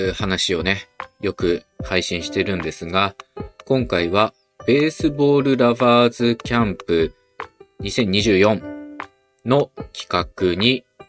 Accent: Okayama, Japan; 私はね、出身岡山なので

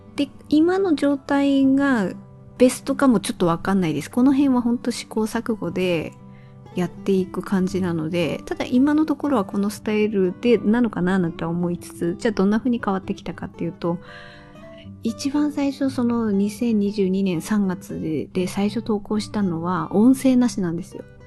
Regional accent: Tohoku, Japan; accent: dialect with -dabe / -daccha endings (Tohoku-type); 私の方言だったら語尾は、あの、誇張して言えばなんとかだべーとか、なんとかだっちゃーとか

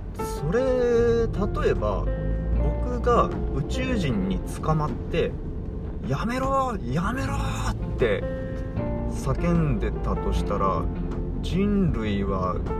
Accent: Kumamoto, Japan; now in Fukuoka, Japan; 僕は今福岡に住んでいるんだけども出身は熊本だし、えー、なんなら両親は鹿児島出身なわけですよね

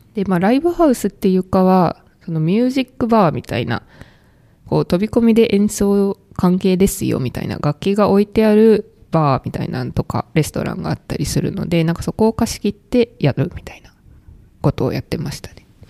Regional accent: Kansai, Japan; moved away; 地元が関西なんですけど、その関西の実家の近くの神社

